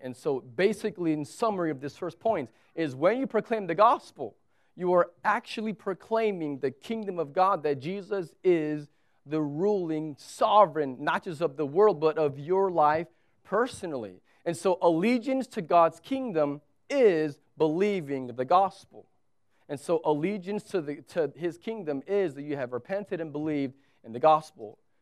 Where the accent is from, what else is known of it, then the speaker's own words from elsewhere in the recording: United States; now in Abu Dhabi, United Arab Emirates; I'm an American